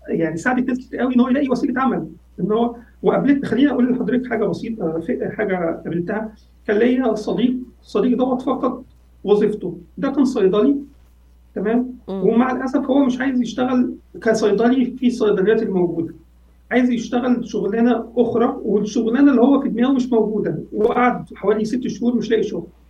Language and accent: Arabic; Egypt; عندنا في مصر